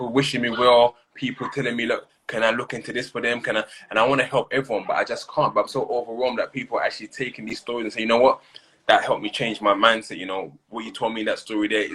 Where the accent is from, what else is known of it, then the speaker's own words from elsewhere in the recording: London, United Kingdom; I'm from Peckham. I grew up there.